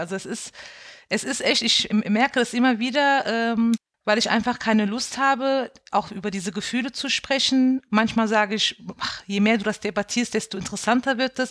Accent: Bendorf, Rhineland-Palatinate, Germany; now in Mainz, Germany; Ich bin auch in einem äh, Ort aufgewachsen in Bendorf, wo halt nur türkische Gastarbeiter gewohnt haben

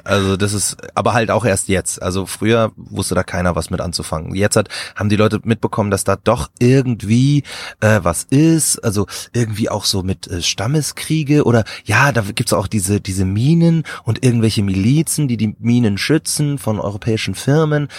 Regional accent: Markt Schwaben, Bavaria, Germany; ich bin in Bayern groß geworden, so auf dem, auf dem Land

